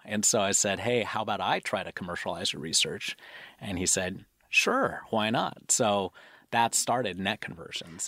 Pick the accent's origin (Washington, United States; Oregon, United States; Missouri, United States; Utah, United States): Washington, United States; Seattle; born and raised in Seattle